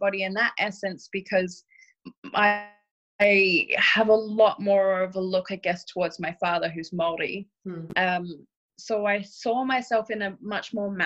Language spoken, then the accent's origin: English; Australia; Where I grew up as well in Australia